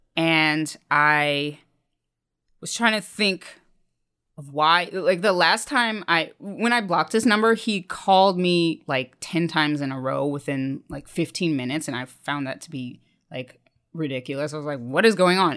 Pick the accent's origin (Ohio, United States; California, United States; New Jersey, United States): Ohio, United States; Dayton; now in New York, United States; stationed in the Air Force Base near my hometown in Dayton, Ohio